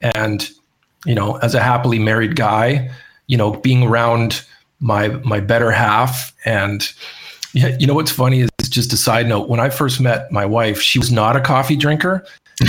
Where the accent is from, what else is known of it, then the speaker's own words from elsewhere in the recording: Canada; moved away; when I was in Canada last year for a little bit in my hometown